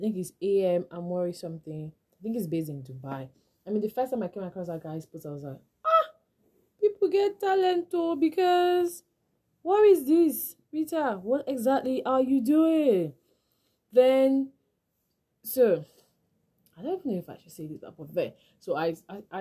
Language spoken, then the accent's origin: English; Nigeria; as a Nigerian